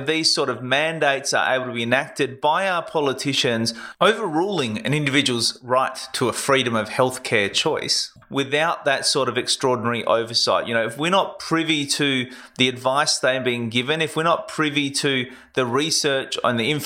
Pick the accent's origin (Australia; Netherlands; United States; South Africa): Australia; South Australia; my home state